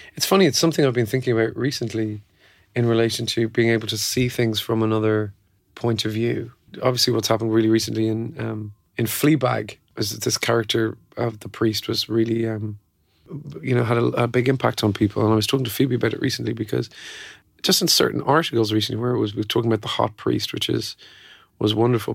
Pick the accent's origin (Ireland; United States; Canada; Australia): Ireland; I came from Catholic Ireland